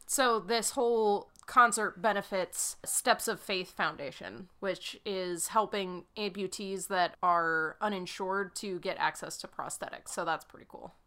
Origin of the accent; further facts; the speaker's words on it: New England, United States; now in Kansas City, United States; I am from New England